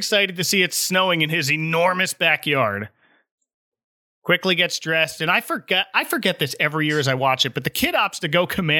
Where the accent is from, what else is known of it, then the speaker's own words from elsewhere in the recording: New Jersey, United States; now in Orlando, United States; I grew up north in New Jersey